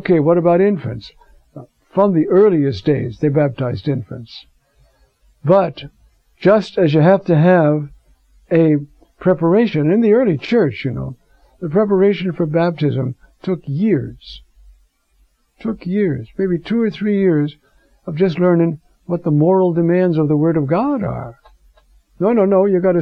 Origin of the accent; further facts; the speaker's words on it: New York, United States; I'm a New Yorker. When I was young, I used to work in a department store in New York